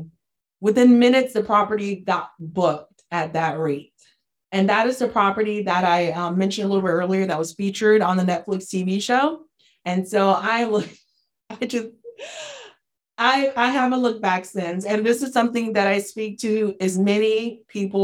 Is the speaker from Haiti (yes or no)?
yes; Haiti; From the poorest country in the Western Hemisphere, I'm from Haiti.